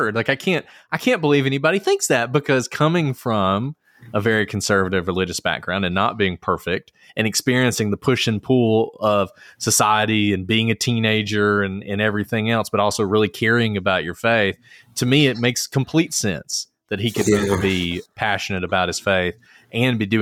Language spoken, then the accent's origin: English; Alabama, United States; I'm from Alabama. I went to state schools my entire life until I went to Harvard